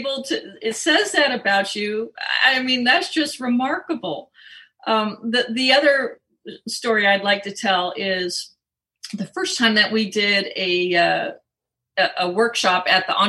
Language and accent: English; Southern California, United States; moved away; I grew up in Southern California and then lived quite a long time in California as well.